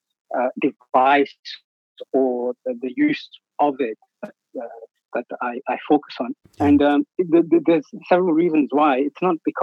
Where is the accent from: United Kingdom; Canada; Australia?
United Kingdom; England; moved away as an adult; now in Athens, Greece; grew up in England, but now I've got family in Greece, and I've been here 10 years